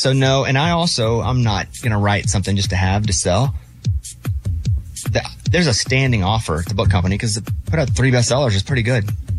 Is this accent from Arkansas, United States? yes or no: yes; Arkansas, United States; I'm from Arkansas, you know?